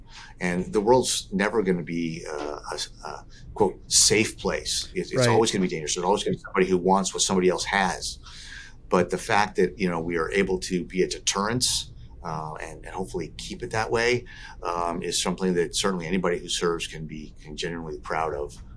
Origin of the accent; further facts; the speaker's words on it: Southern California, United States; as a young kid growing up in Southern California